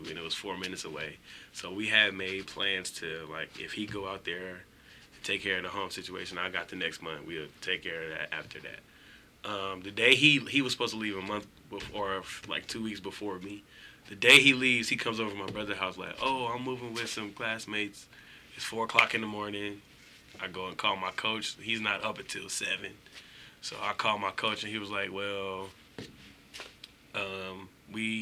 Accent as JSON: {"language": "English", "town": "Las Vegas", "region": "Nevada", "country": "United States", "tie": "born or raised there", "also_born_or_lived": "Concord, California / Susanville, California", "moved": "as an adult", "said": "I'm from Vegas, born and raised"}